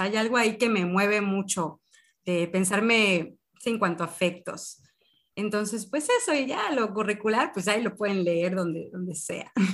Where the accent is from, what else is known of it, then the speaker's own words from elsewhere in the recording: Cancún, Quintana Roo, Mexico; now in Mérida, Mexico; Yo nací en Cancún, pero ya llevo 11 años en Mérida, Yucatán.